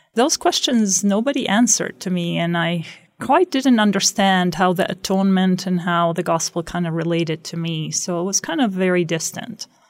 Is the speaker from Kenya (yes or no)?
no; Beit Sahour, West Bank, Palestine; moved away as an adult; also born or lived in Jerusalem; now in Rexburg, Idaho, United States; I grew up in Beit Sahor